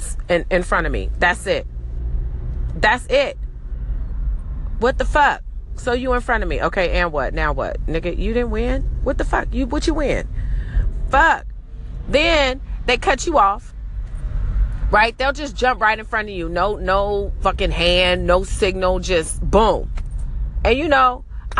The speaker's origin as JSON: {"language": "English", "town": "Los Angeles", "region": "California", "country": "United States", "said": "I'm from Cali. I'm from LA. And yeah, I even say it like I'm from"}